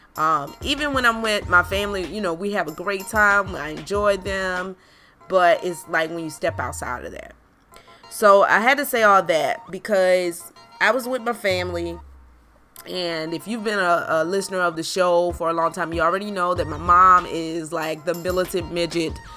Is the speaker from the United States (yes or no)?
yes; South Carolina, United States; moved away; growing up in South Carolina, you are very privy to racial injustice